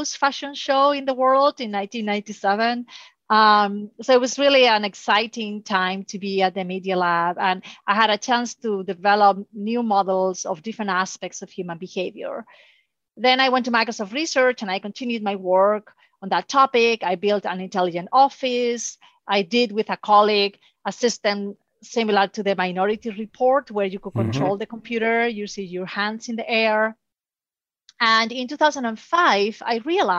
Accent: Spain; moved away; So I'm originally from Spain.

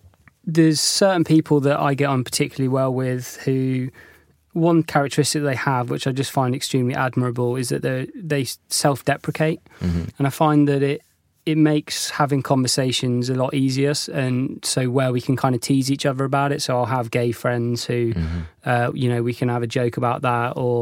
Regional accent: South West England, United Kingdom; now in London, United Kingdom; I'm originally from North Devon, right. And I moved here

